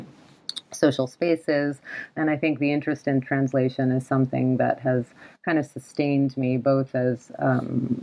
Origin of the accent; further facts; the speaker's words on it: New York, United States; also born or lived in Cairo, Egypt; I immigrated from Cairo with my parents at the age of two to the U.S., to New York